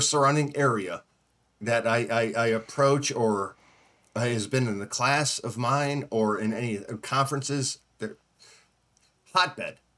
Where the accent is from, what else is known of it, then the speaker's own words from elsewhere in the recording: Northeast, United States; now in Southeast, United States; I, I grew up in the Northeast